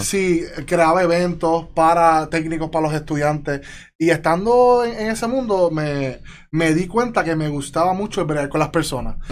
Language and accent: Spanish; Yabucoa, Puerto Rico; also born or lived in Chicago, United States / Mayagüez, Puerto Rico; yo vengo de Yabucoa. Yo vengo de Yabucoa, arriba, monte, una vida bien tranquila. Viví en Chicago como niño, hasta tercer grado.